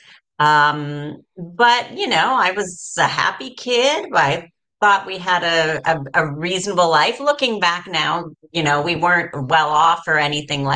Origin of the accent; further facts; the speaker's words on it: Canada; moved away as an adult; I'm originally from Canada, as you said, but I left Canada in 2011. I've lived in five different countries